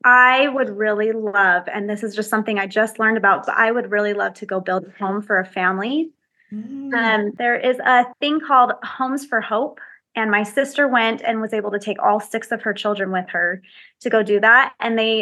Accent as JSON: {"language": "English", "region": "Utah", "country": "United States", "tie": "born or raised there", "said": "I was born and raised here in Utah"}